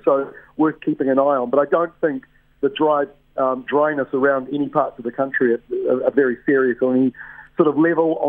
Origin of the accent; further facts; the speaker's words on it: Te Puke, Bay of Plenty, New Zealand; I grew up in Te Puke. I was born there, and I lived right in the heart of kiwi fruit industries.